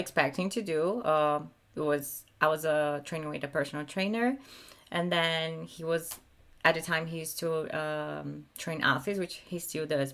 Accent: Brazil; moved away as an adult; now in California, United States; I had a really, really happy life in Brazil

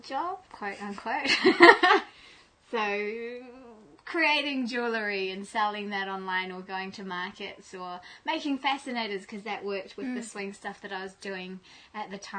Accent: Malaysia; also born or lived in England; I grew up in Malaysia as a Muslim

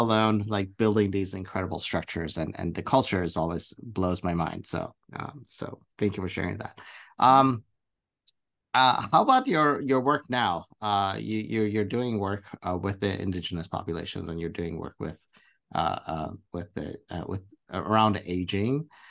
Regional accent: Iran; now in United States; I'm from, from the Middle East, I'm from Iran

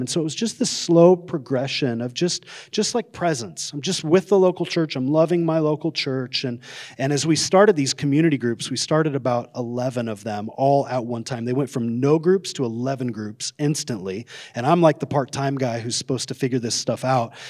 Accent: Coeur d'Alene, Idaho, United States; I grew up in Coeur d'Alene.

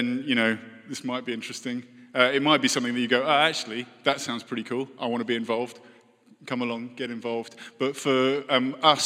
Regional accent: United Kingdom; moved away

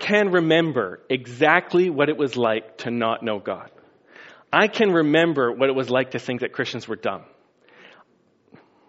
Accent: Scotland, United Kingdom; moved away; I'm from Scotland originally

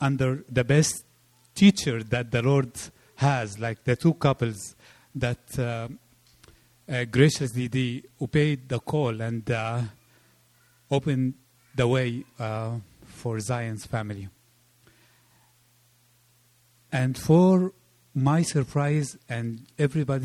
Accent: Egypt; moved away; I come from Egypt

